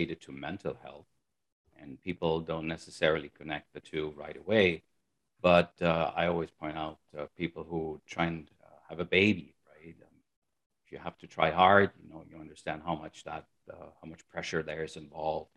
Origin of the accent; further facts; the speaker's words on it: Germany; moved away as an adult; also born or lived in United States; I'm originally from Germany. That's where I pretty much grew up